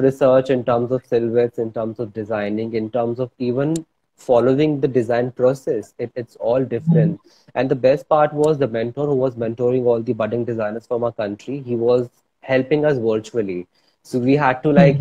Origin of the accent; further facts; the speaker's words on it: Bhopal, Madhya Pradesh, India; moved away as an adult; now in Mumbai, India; i'm originally from bhopal madhya pradesh and uh, it's been 11 years i'm practicing designing and art in mumbai